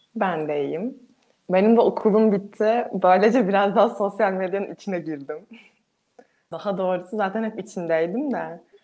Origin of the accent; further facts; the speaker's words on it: Turkey; biz de Türkiye olarak daha çok kendimize bakarsak da biz ve bizim çevremizdekiler olarak ne doğu ne batı kültüründe büyümüş insanlarız